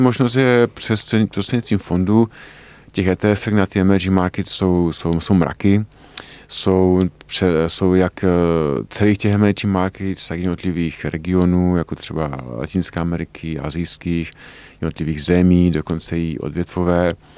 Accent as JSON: {"language": "Czech", "country": "Czechia", "said": "my jako Češi známe naše české prostředí nejlépe"}